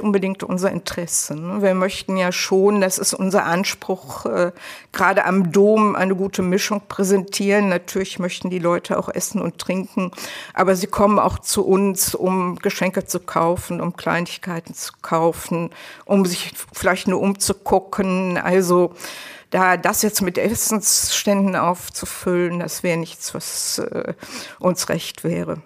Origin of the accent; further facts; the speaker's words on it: Leverkusen, North Rhine-Westphalia, Germany; ich komme ja aus Leverkusen.